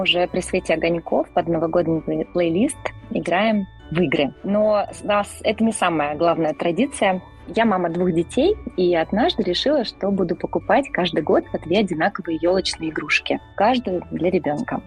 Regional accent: Moscow, Russia; я из Москвы

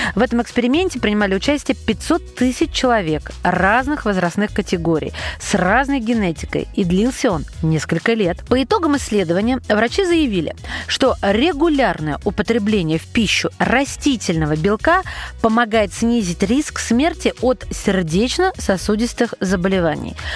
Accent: Russia; у нас в родных краях

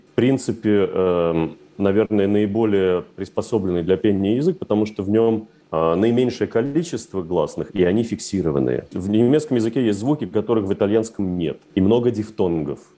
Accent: Moscow, Russia; потому что, когда мы росли в Москве, естественно, немецкий язык ассоциировался исключительно с фразой «Хендехох» и «Гитлер капут»

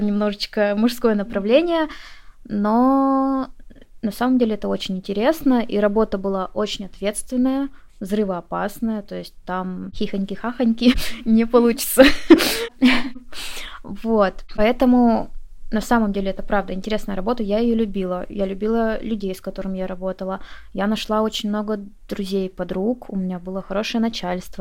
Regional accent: Komsomolsk-on-Amur, Khabarovsk Krai, Russia; moved away as an adult; Я из города Комсомольска на Амуре. Я с Дальнего Востока. Многие не слышали об этом городе, хотя он не такой маленький. Я переехала со своего родного города довольно-таки поздно. Мне было 24 года.

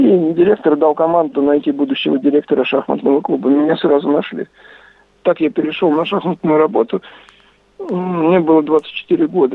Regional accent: Kamyshin, Volgograd Oblast, Russia; moved away as an adult; now in Saratov, Russia; я родился и жил в Камышине

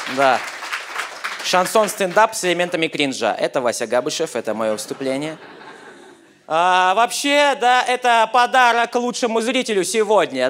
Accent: Yakutia, Sakha Republic, Russia; я из Якутии

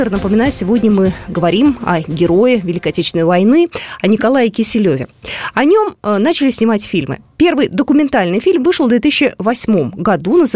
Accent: Bashkortostan, Russia; Я режиссер из Башкортостана, и, естественно, для меня темы, связанные с э, родиной, близки.

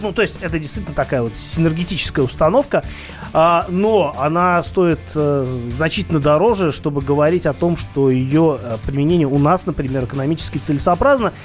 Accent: Saint Petersburg, Russia; Я из Питера

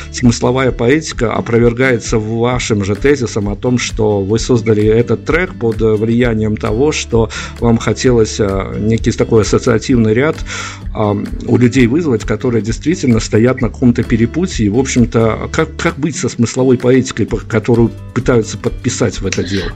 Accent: Belarus; мы, понятно, белорусы

